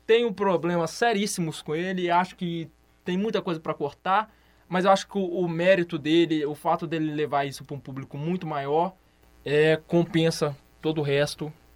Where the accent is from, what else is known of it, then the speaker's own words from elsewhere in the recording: Brazil; eu sou brasileiro